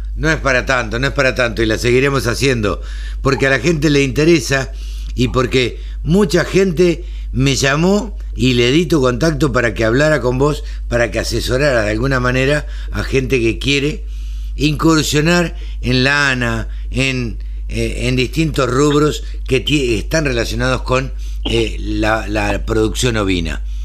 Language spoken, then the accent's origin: Spanish; Maipú, Argentina; en mi pueblo, en Maipú